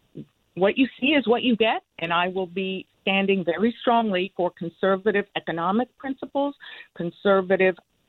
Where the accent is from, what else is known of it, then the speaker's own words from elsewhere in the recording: Cuba; first language Spanish; English is a second language; now in Connecticut, United States; I am Cuban. I escaped Cuba and Castro's communist revolution with my mother and sister.